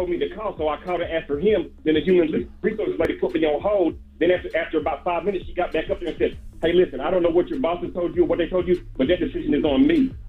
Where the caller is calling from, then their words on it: Crown Heights, New York, United States; It's …, man. I'm calling from Crown Heights.